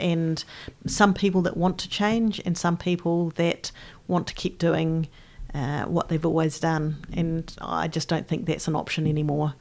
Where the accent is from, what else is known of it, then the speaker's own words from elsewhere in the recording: Christchurch, Canterbury, New Zealand; I grew up in Christchurch, the youngest of three daughters, and I grew up in, in Aranui